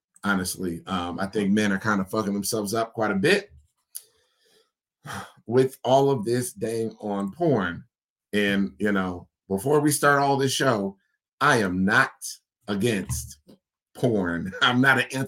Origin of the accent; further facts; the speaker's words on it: United States; as an American man